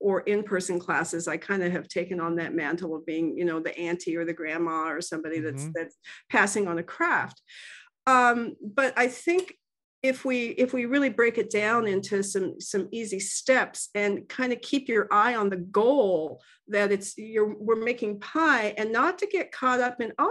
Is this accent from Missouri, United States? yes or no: no; Santa Barbara, California, United States; now in Port Angeles, United States; I grew up in Santa Barbara